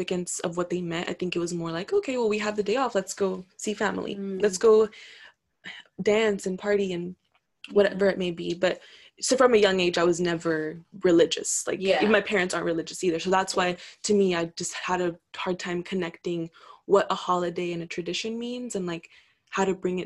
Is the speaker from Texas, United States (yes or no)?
yes; Laredo, Texas, United States; I grew up in Laredo.